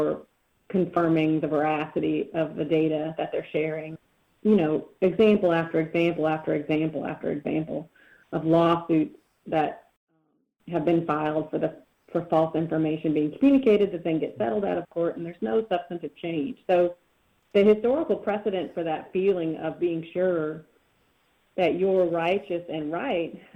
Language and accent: English; Missouri, United States; moved away; I'm from Missouri originally